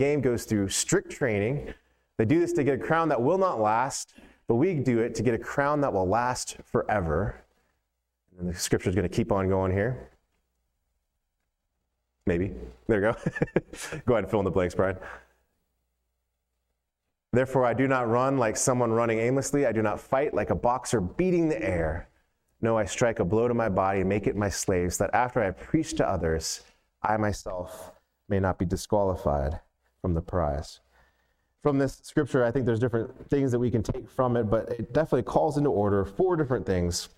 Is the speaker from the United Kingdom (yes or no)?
no; Atlanta, Georgia, United States; 1996 Olympics was in my hometown